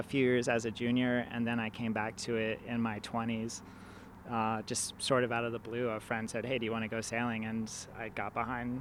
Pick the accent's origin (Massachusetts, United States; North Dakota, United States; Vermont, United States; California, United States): California, United States; San Diego; I grew up in San Diego